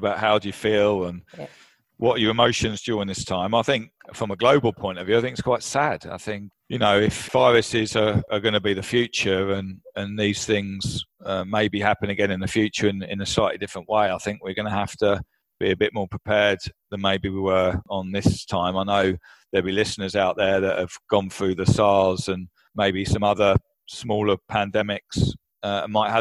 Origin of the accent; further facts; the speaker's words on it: Brighton, South East England, United Kingdom; moved away as an adult; now in Kuala Lumpur, Malaysia; I was originally from Brighton in the UK